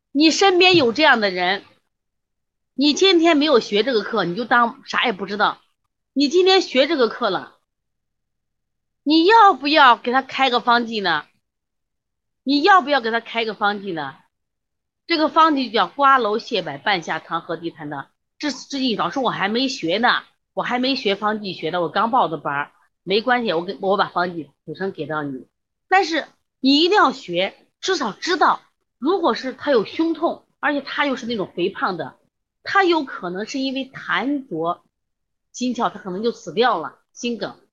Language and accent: Chinese; China; 我们现在中国的胖子